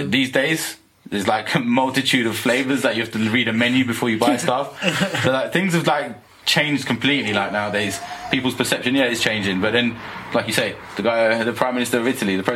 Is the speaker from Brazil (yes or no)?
no; London, United Kingdom; growing up in London